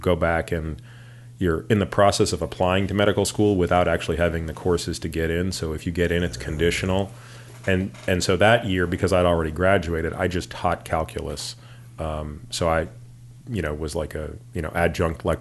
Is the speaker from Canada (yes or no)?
yes; Toronto, Ontario, Canada; moved away as an adult; now in United States; I grew up in Toronto